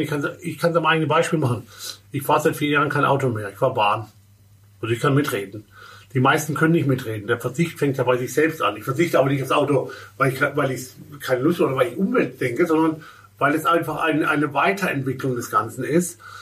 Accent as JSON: {"language": "German", "region": "Baden-Württemberg", "country": "Germany", "tie": "born or raised there", "moved": "as an adult", "said": "Ich komme gebürtig aus dem Badischen, mhm. dem wunderschönen Badischen. Äh, und äh, habe dort 20 Jahre gelebt"}